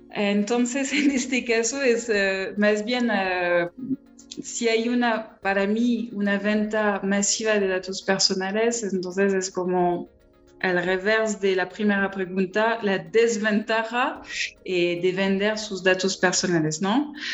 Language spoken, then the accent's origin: Spanish; France; accent: strong French; Spanish is a second language; soy francesa